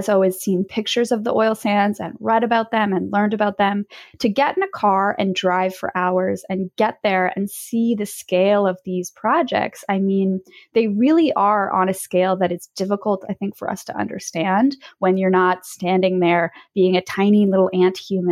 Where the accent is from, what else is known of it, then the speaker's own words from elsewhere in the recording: Quebec, Canada; I grew up in Quebec